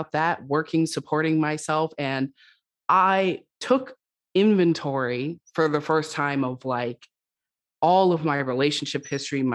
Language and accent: English; West Coast, United States; I'm from the West Coast